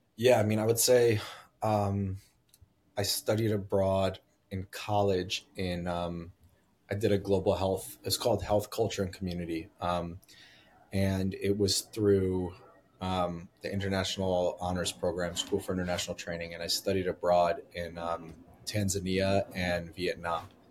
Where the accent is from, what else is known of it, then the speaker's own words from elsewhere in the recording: United States; also born or lived in New Jersey; now in Brooklyn, United States; I grew up in New York and New Jersey